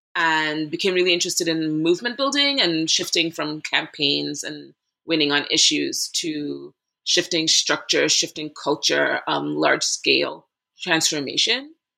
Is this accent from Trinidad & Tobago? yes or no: yes; Trinidad & Tobago; moved away as an adult; also born or lived in Boston, Massachusetts; now in Brooklyn, New York, United States; went there for college after growing up in Trinidad and Tobago in the Caribbean